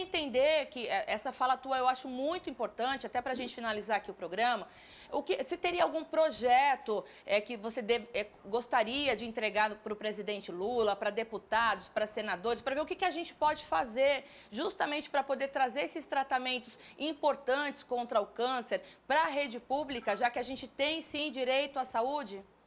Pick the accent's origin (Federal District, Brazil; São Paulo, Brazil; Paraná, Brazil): São Paulo, Brazil; eu sou de São Paulo